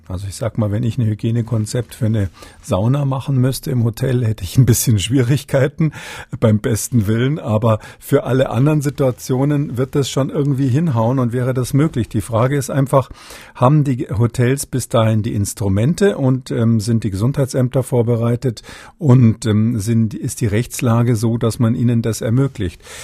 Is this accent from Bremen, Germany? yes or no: no; Bavaria, Germany; als Bayer